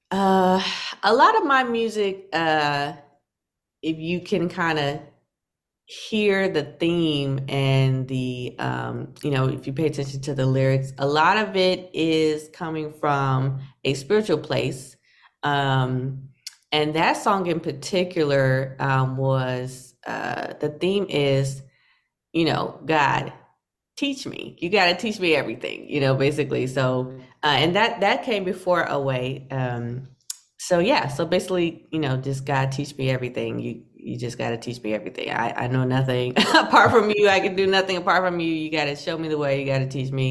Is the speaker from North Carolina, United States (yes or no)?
yes; North Carolina, United States; now in New York City, United States; North Carolina. North Carolina is spacious. You know, I, I, I have to compare it to New York City because that's where I am now.